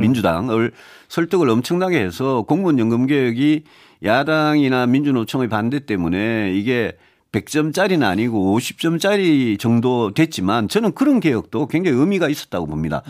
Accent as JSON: {"language": "Korean", "country": "South Korea", "tie": "born or raised there", "said": "대구 경북 에서 태어나서 거기서 정치를 오래 한"}